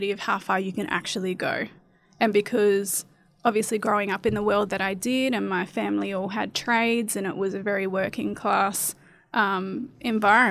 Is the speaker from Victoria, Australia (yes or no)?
no; Gove, Northern Territory, Australia; moved away; also born or lived in Adelaide; I was born in Gove.